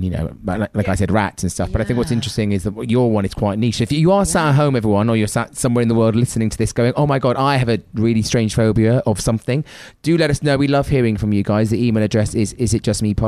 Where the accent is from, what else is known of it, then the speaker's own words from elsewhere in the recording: United Kingdom; being British